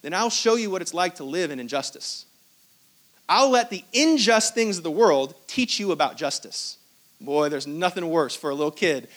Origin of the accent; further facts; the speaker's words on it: Hong Kong; I was born in Hong Kong. I was not born in Israel.